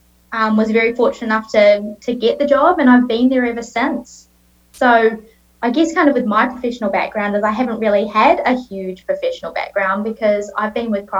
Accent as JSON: {"language": "English", "region": "Auckland", "country": "New Zealand", "tie": "born or raised there", "accent": "Kiwi", "moved": "as an adult", "lives_now": "Australia", "said": "I was born and raised in New Zealand, grew up in Auckland"}